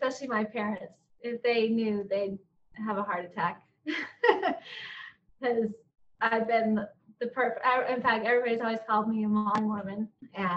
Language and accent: English; Utah, United States; moved away as an adult; also born or lived in eastern United States; I grew up in Utah